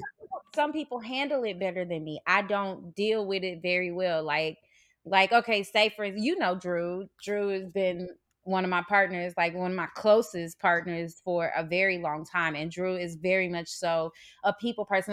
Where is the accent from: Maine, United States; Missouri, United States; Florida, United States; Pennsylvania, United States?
Missouri, United States; St. Louis; moved away; I'm from Saint Louis, Missouri